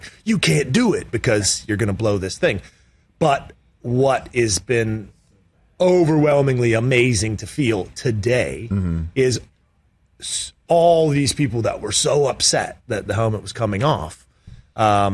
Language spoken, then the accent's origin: English; British Columbia, Canada; moved away; also born or lived in Pittsburgh; growing up in British Columbia